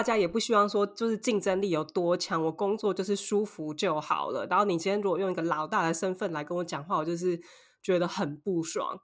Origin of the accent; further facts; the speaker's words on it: Taiwan; now in Paris, France; 我们台湾人